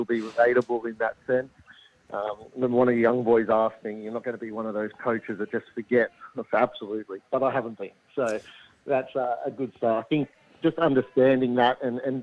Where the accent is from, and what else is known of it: Sydney, New South Wales, Australia; moved away as an adult; now in Adelaide, Australia